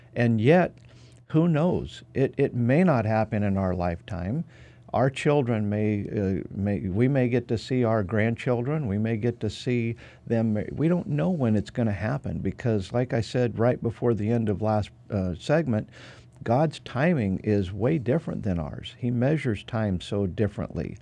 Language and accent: English; Nampa, Idaho, United States; my hometown, Nampa, Idaho